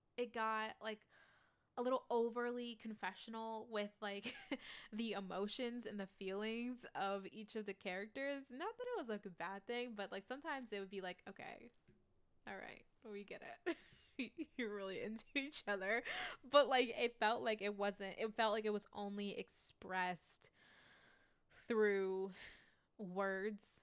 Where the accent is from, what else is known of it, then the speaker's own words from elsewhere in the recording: United States; I am that American